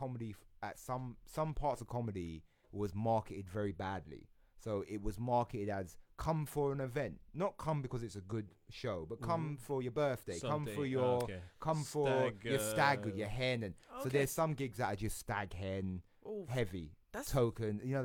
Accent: London, United Kingdom; I'm from London, born and raised.

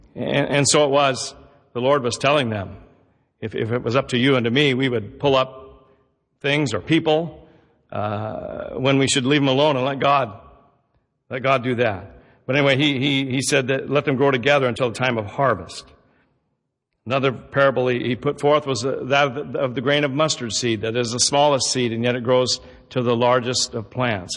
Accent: Southern Oregon, United States; also born or lived in Roseburg; Growing up in Southern Oregon, we, it's an agricultural area

